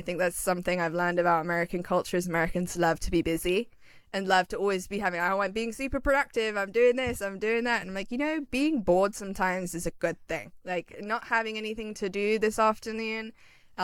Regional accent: London, United Kingdom; moved away as an adult; also born or lived in Pennsylvania; now in Los Angeles, United States; growing up in London

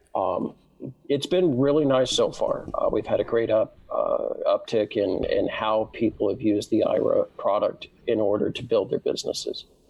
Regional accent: Southern California, United States; I, I, was born and raised in Southern California

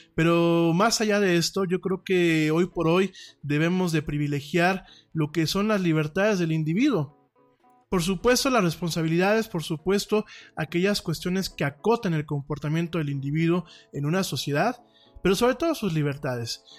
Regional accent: Mexico

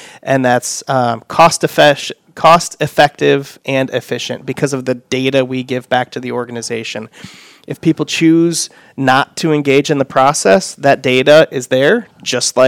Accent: Fort Wayne, Indiana, United States; born and raised in Fort Wayne. Live there now.

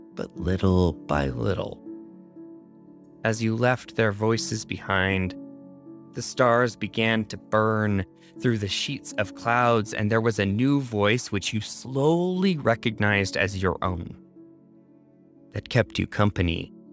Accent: Canada; now in United States; In my home country of Canada

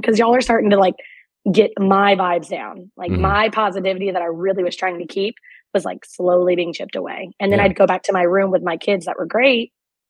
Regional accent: Northwest Florida, United States; moved away as an adult; now in Nashville, United States; Yeah, I was living in Northwest Florida and I was teaching fourth grade.

